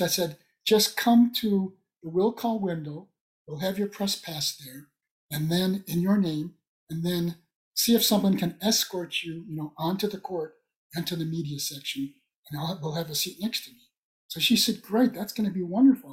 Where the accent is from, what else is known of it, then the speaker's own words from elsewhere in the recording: Chicago, Illinois, United States; I'm from Lincoln Elementary School